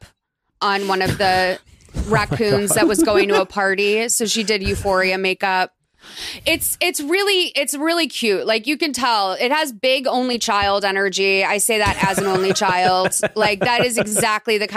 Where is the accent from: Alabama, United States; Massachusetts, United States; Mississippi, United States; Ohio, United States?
Massachusetts, United States; Lexington; I grew up in like Lexington, Massachusetts